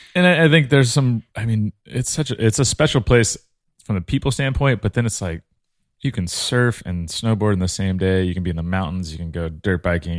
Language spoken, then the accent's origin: English; Imperial Beach, California, United States; I grew up in Imperial Beach, which is a little beach town